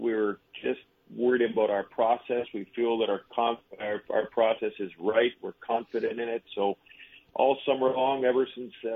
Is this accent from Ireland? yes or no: no; Toronto, Ontario, Canada; moved away as an adult; also born or lived in Winnipeg; now in Vermont, United States; I come from Toronto, which is kind of the mecca of hockey